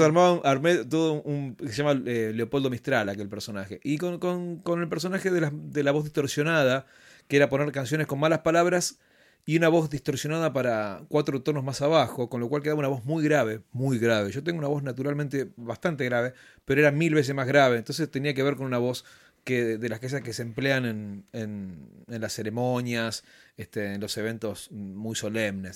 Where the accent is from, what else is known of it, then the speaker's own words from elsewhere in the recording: Bahía Blanca, Buenos Aires Province, Argentina; moved away as an adult; now in Buenos Aires, Argentina; Yo nací acá, nací en Balcarce al 200